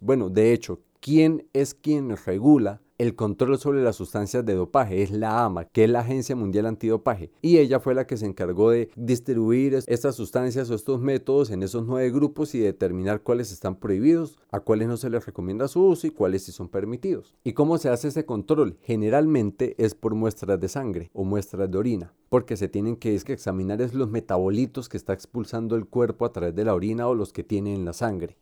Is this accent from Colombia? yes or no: yes; Colombia; como colombianos no podemos olvidar